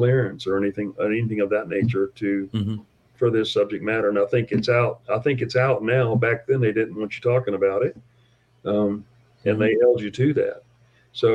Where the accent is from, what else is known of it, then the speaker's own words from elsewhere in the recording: Tampa, Florida, United States; now in South Dakota, United States; I'm from Tampa, Florida